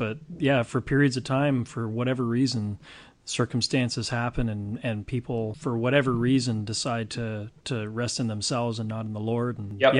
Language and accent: English; Canada; Well, even as a Canadian listening to you